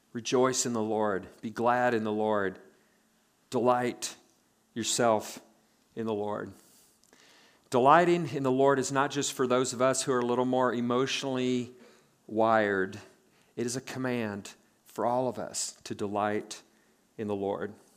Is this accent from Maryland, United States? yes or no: no; Nebraska, United States; born and raised in Nebraska